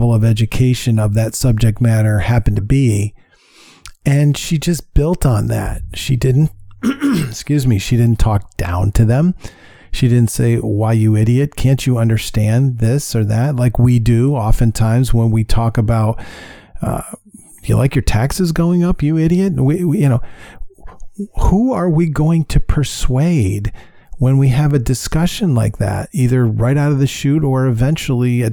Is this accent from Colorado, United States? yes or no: no; New York, United States; moved away; I'm from New York and he was at the helm when I was living in New York